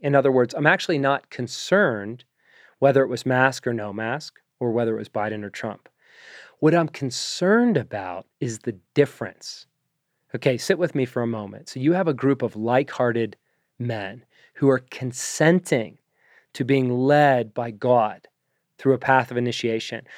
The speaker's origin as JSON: {"language": "English", "town": "Pittsburgh", "region": "Pennsylvania", "country": "United States", "tie": "born or raised there", "said": "I am American. I was born in the suburbs of Pittsburgh"}